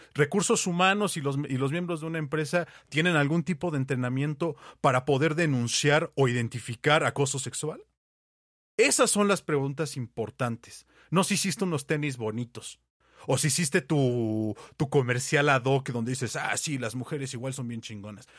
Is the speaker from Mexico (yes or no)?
yes; Mexico